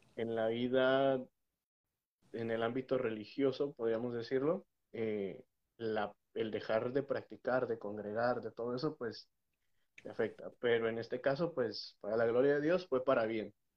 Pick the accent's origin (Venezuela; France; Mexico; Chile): Mexico; also born or lived in Texas, United States; now in United States; Soy mexicano, eh, nacido en los Estados Unidos, pero criado en México